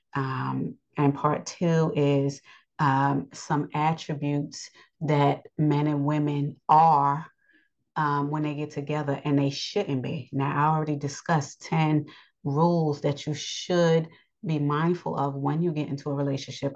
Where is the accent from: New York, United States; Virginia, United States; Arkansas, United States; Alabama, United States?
New York, United States; I live in New York. I'm a New Yorker, but I'm still Yasharel.